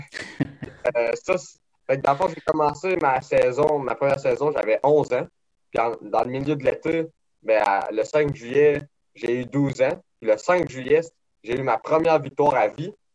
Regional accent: Saint-Joseph-de-Beauce, Quebec, Canada; j'ai grandi à Saint-Joseph-de-Beauce

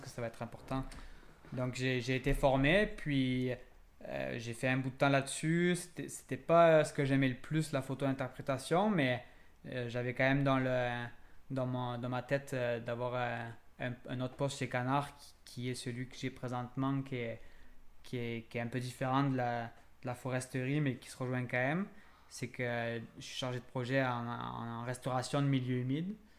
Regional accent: France; moved away as an adult; now in Quebec, Canada; je suis français d'origine, puis en processus d'immigration.

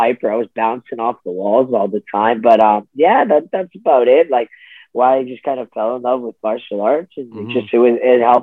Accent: Ottawa, Ontario, Canada; I'm from Ottawa, Ontario.

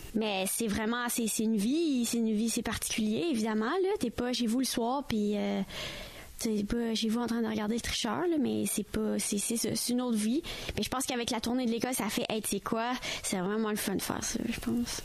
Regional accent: Ontario, Canada; moved away as an adult; now in Montreal, Canada; je suis ontarienne, mais maintenant, je suis québécoise, puis c'est ça que je suis

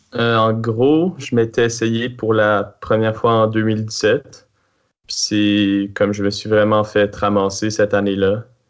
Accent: Quebec City, Quebec, Canada; also born or lived in Montreal; je suis né à Montréal. Mais rapidement, euh, ma famille a déménagé ici euh, à Québec

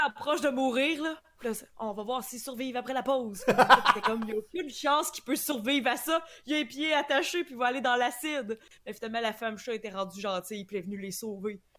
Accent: Montmagny, Quebec, Canada; quand je dis je viens de Québec, mais je viens vraiment pas de Québec, je viens de Montmagny

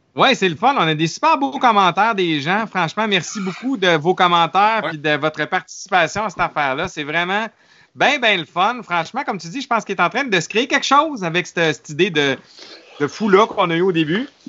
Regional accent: Quebec City, Quebec, Canada; je viens de Québec

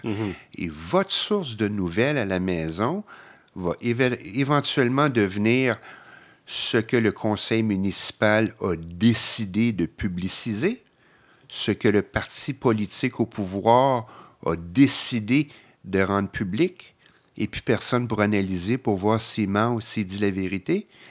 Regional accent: Montreal, Quebec, Canada; je suis québécois, montréalais, je ne bouge pas

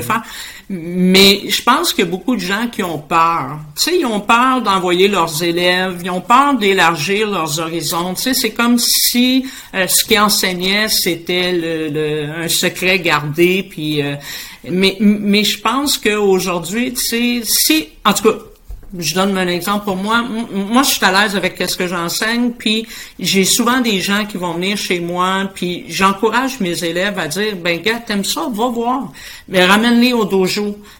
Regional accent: Boisbriand, Quebec, Canada; je suis de la rive nord de Montréal. Je suis située à Boisbriand

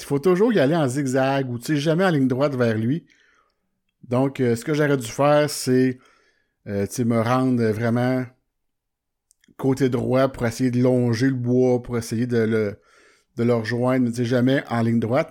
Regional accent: Warwick, Quebec, Canada; je suis de, de Warwick

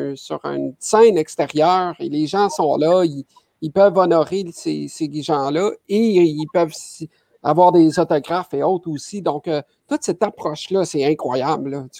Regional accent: Quebec, Canada; chez nous, au Québec, à Montréal

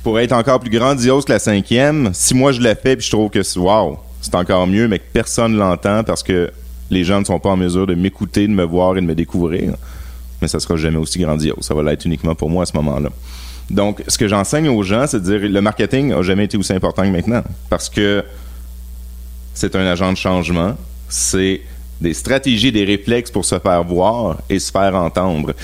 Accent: Laval, Quebec, Canada; Donc, euh, j'ai grandi à Laval.

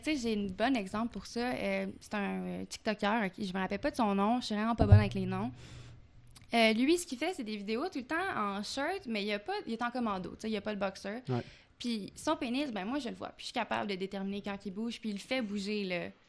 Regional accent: Quebec, Canada; accent: Québécois; Je suis une bonne Québécoise. J'ai un petit accent québécois

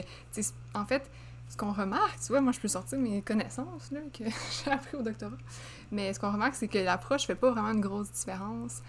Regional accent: Laval, Quebec, Canada; je viens de Laval

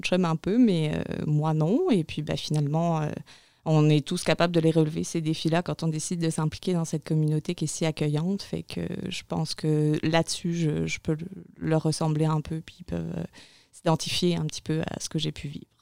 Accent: France; moved away as an adult; also born or lived in Montreal, Canada; now in Maria-Chapdelaine, Canada; je suis française au départ. Et euh, voilà, arrivée au Canada il y a 11 ans maintenant, février 2009

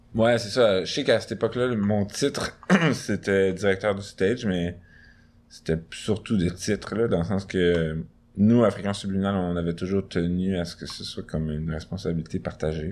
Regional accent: Montreal, Quebec, Canada; J'ai grandi à moins d'un kilomètre vers l'est de, ce, studio

